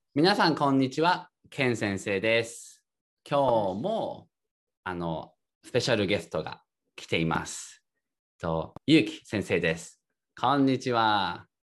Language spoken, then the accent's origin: Japanese; Tokyo, Japan; 出身は東京です。